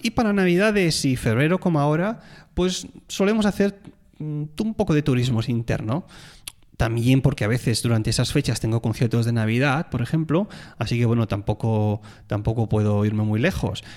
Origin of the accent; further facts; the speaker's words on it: Tarragona, Catalonia, Spain; moved away; soy de Tarragona